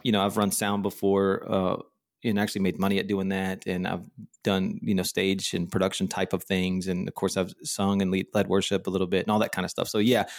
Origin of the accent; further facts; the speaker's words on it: Texas, United States; moved away as an adult; also born or lived in Denver / Charlotte / Orlando; now in Austin, United States; my wife and I both born and raised in Texas